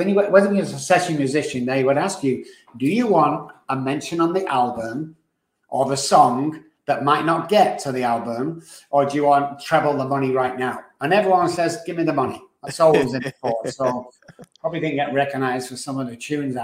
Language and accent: English; Manchester, North West England, United Kingdom; moved away; I grew up in Manchester, United Kingdom, just in case you're thinking I'm from Texas. No, from England.